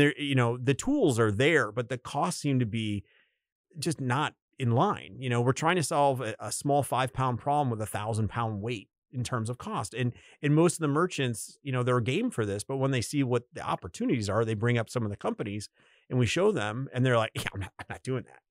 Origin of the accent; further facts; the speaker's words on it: United States; as an American